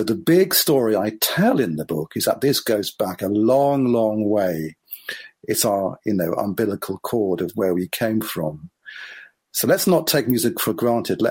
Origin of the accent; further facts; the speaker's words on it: Israel; I grew up in Israel